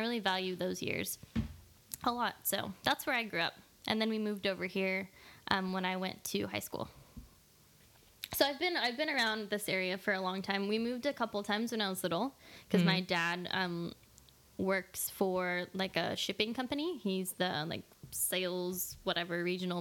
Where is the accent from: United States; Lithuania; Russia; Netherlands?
United States; Corralitos, California; I grew up in Corralitos, which is like in the outskirts of Santa Cruz County